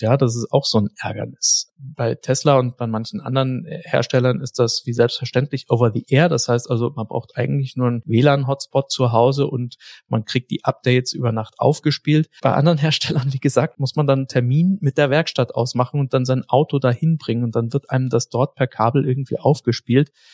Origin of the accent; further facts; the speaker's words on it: Germany; bei uns in Deutschland